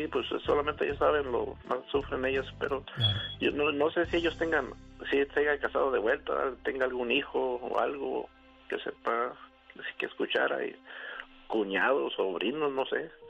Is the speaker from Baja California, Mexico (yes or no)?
yes; Rosarito, Baja California, Mexico; somos de aquí de Rosarito, Baja California.